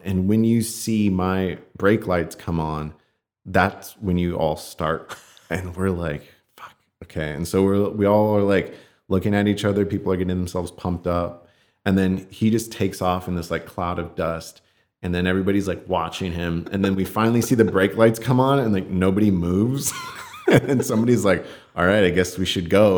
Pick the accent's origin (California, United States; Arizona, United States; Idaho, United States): California, United States; I grew up here in California